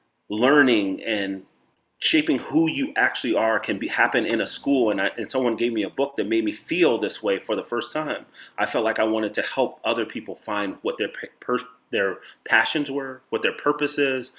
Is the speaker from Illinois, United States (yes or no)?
yes; Chicago, Illinois, United States; also born or lived in Nebraska / New York; since I'm from Chicago to New York, or Chicago to Nebraska to New York